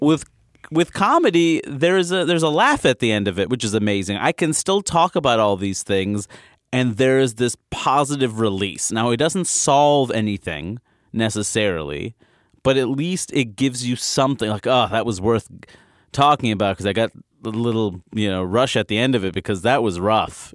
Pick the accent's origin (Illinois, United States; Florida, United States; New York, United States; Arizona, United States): New York, United States; New York City; also born or lived in Maine; I was born and raised in Queens.